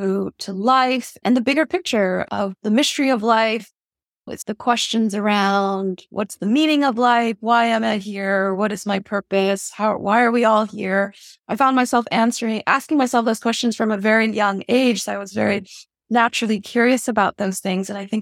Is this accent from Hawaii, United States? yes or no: yes; Honolulu, Hawaii, United States; I was born and raised in Honolulu, Hawaii. My parents are refugees from Vietnam.